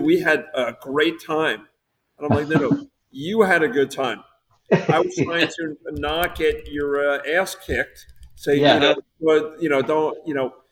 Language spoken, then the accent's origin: English; New Jersey, United States; moved away as an adult; also born or lived in South Florida; I grew up in New Jersey